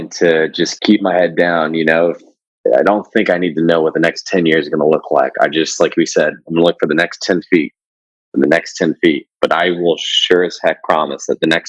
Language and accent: English; California, United States; moved away as an adult; growing up in California